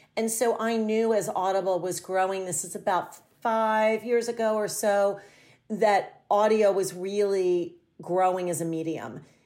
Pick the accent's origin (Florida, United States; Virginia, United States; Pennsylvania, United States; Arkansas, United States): Pennsylvania, United States; a small town outside of Philadelphia; moved away as an adult; also born or lived in New York City; I moved to New York City from a small town that I grew up in outside of Philadelphia